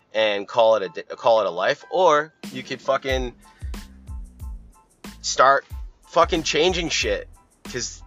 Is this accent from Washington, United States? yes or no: no; Boston, Massachusetts, United States; growing up in Boston, in the area